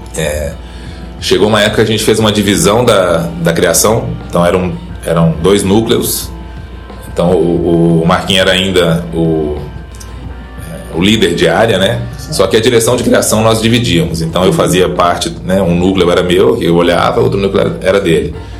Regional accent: Belo Horizonte, Minas Gerais, Brazil; moved away as an adult; also born or lived in São Paulo; now in Ribeirão Preto, Brazil; sou mineiro de Belo Horizonte

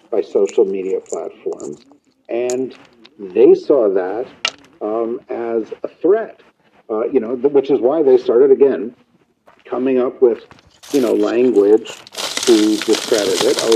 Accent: New York City, New York, United States; I'm from New York City.

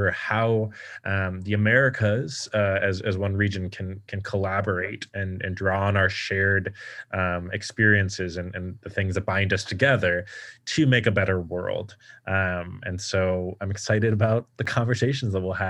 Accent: Chicago, Illinois, United States; I'm from Chicago.

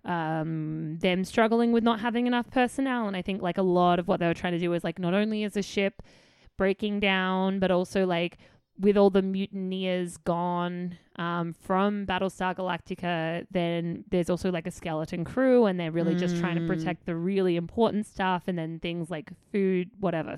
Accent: Australia; accent: Australian; my lazy Australian accent

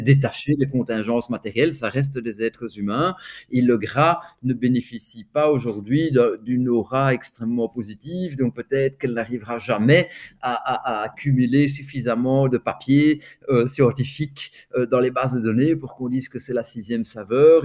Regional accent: Milan, Lombardy, Italy; moved away; je suis né à Milan

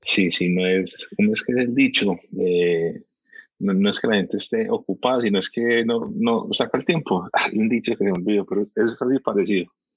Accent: Miami, Florida, United States; moved away as an adult; also born or lived in Barranquilla, Colombia; now in Medellín, Colombia; Yo nací en Barranquilla, yo soy barranquillero. Eh, criado, obviamente, en Miami toda la vida

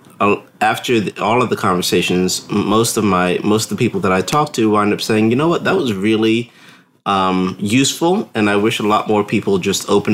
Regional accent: New Jersey, United States; moved away; I'm originally from New Jersey.

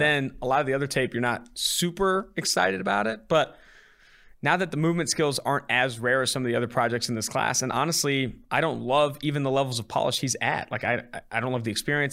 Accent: California, United States; now in Cincinnati, United States; I'm originally from California

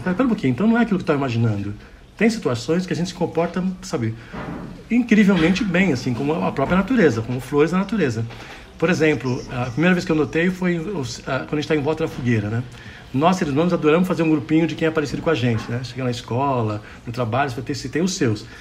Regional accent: Santos, São Paulo, Brazil; Eu nasci em Santos, né, São Paulo, do lado da Mata Atlântica

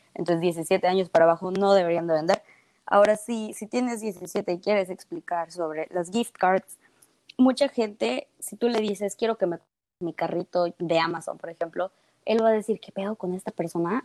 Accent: Mexico; yo siendo de México

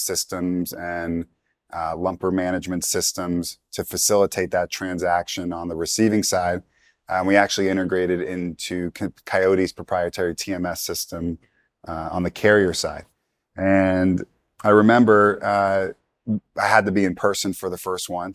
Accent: New York, United States; moved away as an adult; now in Atlanta, United States; I'm originally from New York, and I came down to Atlanta to, to go to school

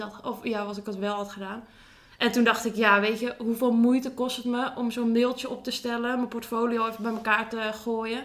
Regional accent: Zaandam, North Holland, Netherlands; Ik kom uit Zaandam

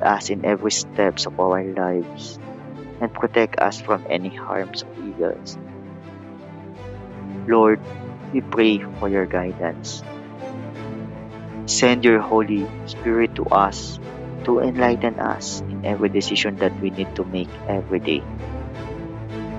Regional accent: Philippines

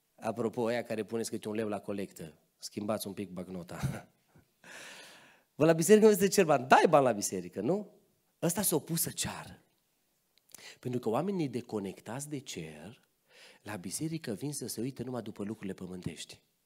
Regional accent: Transylvania, Romania; M-am născut în Ardeal, mama mea e din zona Sălajului, bunica mea, bunica mea și astăzi trăiește aici în Călinești, la 20 ceva de kilometri de voi, deci am rădăcini și pe aici

